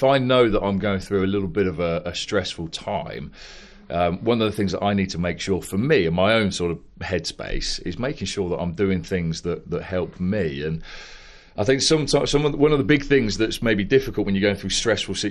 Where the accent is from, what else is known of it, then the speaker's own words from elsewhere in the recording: Northampton, East Midlands, United Kingdom; also born or lived in Ascot / Bracknell; we then ended up moving up to Northampton, or just outside of Northampton, which is where, you know, we sort of grew up